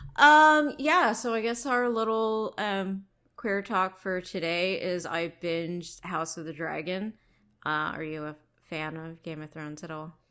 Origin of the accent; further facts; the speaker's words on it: Bay Area, California, United States; also born or lived in New York; spending most of my time growing up in the Bay Area